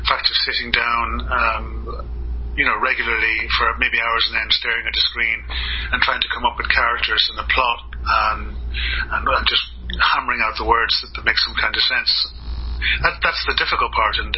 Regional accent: Kildare, County Kildare, Ireland; also born or lived in Canada / Alberta / Dublin; I grew up in Kildare Town, which is you know, anywhere else in the world you'd call it a village. There's probably only about three or four thousand people living in it.

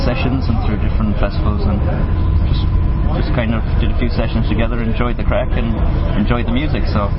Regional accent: Foxford, Connacht, Ireland; moved away as an adult; now in New York, United States; I'm from Mayo, as you said. But I moved to New York 2 years ago

